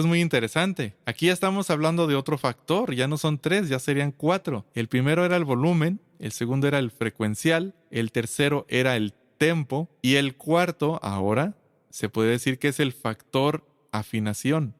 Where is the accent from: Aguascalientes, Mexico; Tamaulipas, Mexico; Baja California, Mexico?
Aguascalientes, Mexico; soy de Aguascalientes, México